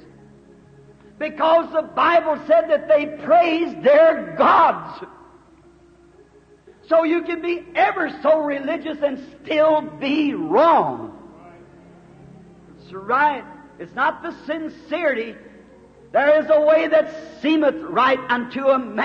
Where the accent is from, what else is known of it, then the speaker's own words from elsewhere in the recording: United States; I'm glad to be an American